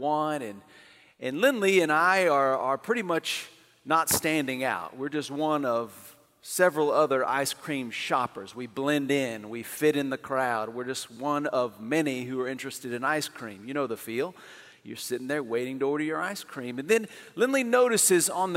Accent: Amarillo, Texas, United States; moved away; my hometown, Amarillo

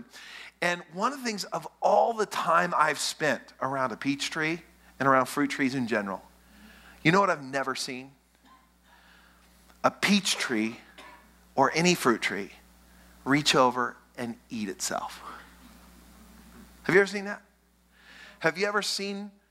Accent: West Texas, United States; I grew up in West Texas.

